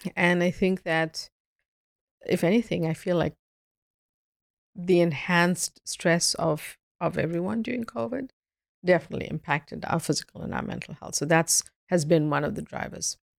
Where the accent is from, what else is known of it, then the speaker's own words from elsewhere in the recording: South Africa; now in Boston, United States; before I moved to Boston, I grew up in South Africa.